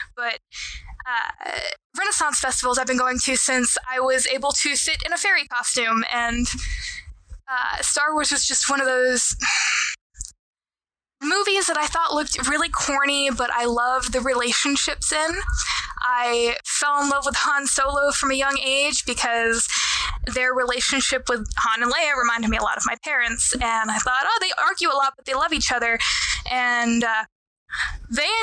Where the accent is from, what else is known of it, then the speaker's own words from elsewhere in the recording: Texas, United States; I'm Texan